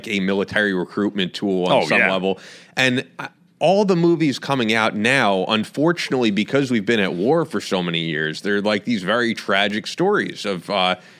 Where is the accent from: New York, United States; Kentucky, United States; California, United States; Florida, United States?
New York, United States; Long Island; I grew up on Long Island, right near Queens